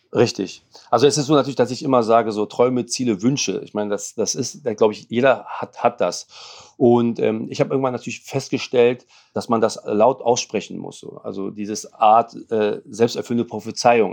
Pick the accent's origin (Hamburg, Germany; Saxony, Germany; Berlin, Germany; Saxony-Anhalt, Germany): Berlin, Germany; German is a second language; also born or lived in Lebanon; Ich bin ja sieben Jahre alt, bin nach Berlin gekommen, wir sind aus dem Libanon geflüchtet